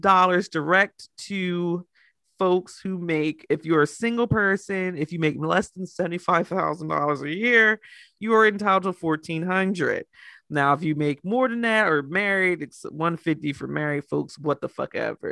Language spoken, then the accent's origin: English; United States; I'm American